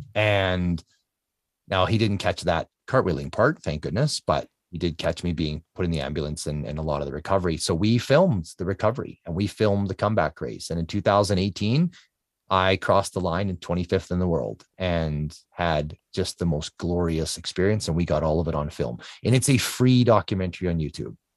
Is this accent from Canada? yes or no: yes; Canada; I'm Canadian